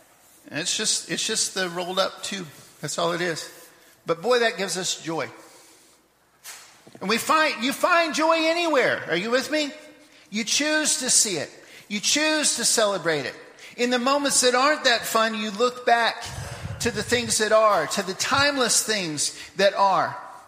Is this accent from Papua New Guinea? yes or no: yes; Papua New Guinea; moved away; But I had this one when I was growing up in Papua New Guinea, like 40 years ago.